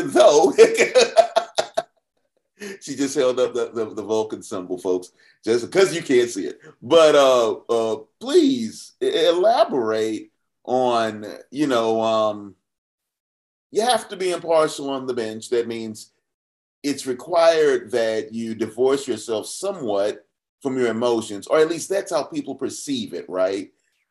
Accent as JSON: {"language": "English", "town": "Atlanta", "region": "Georgia", "country": "United States", "tie": "born or raised there", "said": "I'm Southwest Atlanta, born and bred"}